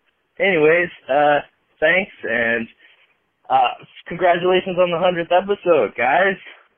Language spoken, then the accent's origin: English; Washington, United States; I come out from Washington State, where I'm from